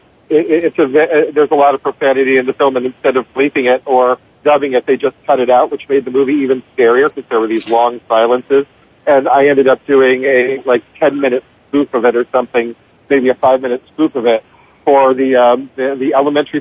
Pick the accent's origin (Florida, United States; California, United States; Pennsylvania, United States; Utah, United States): Pennsylvania, United States; Pittsburgh; moved away as an adult; now in New York, United States; my hometown of Pittsburgh